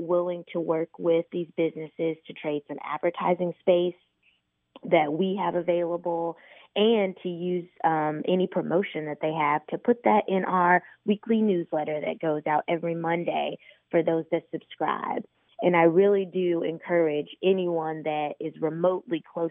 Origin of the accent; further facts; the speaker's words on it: Indianapolis, Indiana, United States; I grew up in Indy. I've been here pretty much my entire life except for college.